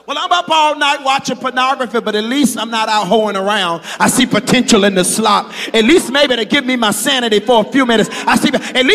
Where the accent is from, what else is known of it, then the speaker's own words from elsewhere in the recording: Rocky Mount, North Carolina, United States; I grew up in the country, and I know what feeding pigs look like. Come on, Rocky Mount, North Carolina.